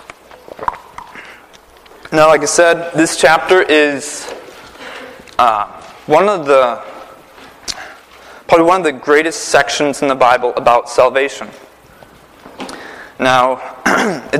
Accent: Prentice, Wisconsin, United States; moved away as an adult; also born or lived in New York City / Connecticut; now in Naugatuck, United States; I'm from Prentice, Wisconsin. It's a small town of 86 people

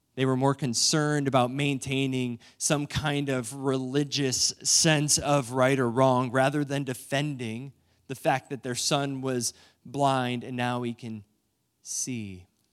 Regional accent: New London, Ohio, United States; moved away; my hometown of New London, Ohio

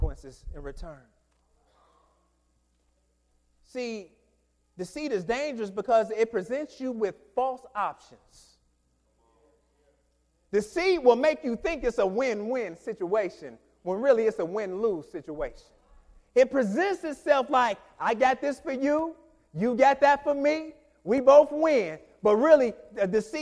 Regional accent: Michigan, United States; moved away; I'm from Michigan

